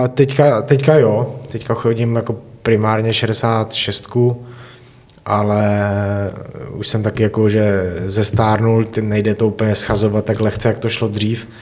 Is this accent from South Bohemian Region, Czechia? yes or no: no; Mohelnice, Olomouc Region, Czechia; moved away as an adult; now in Hradec Králové, Czechia; pocházím z Mohelnice a v Mohelnici taky menší městečko